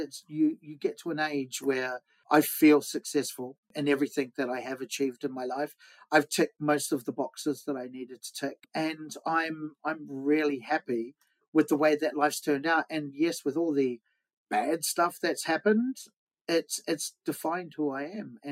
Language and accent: English; Wellington, New Zealand; moved away as an adult; now in London, United Kingdom; I'm from New Zealand, yeah, Wellington, New Zealand.